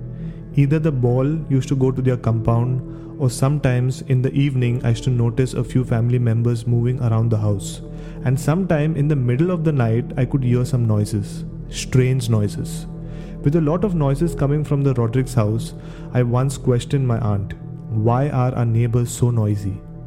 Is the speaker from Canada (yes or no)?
no; Mapusa, Goa, India; I grew up in Mapsa, Goa.